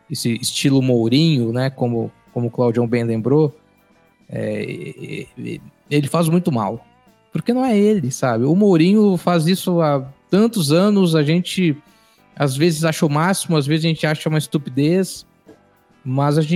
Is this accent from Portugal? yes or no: yes; Portugal; porque eu sou português, cara. Ou é sim ou é não, senão eu vou procurar outra coisa.